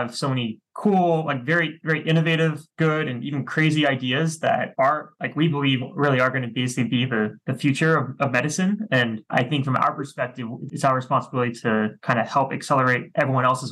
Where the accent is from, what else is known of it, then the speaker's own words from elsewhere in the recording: Washington, District of Columbia, United States; moved away as an adult; now in Seattle, United States; I'm from the East Coast of the US originally, from the Washington, DC area.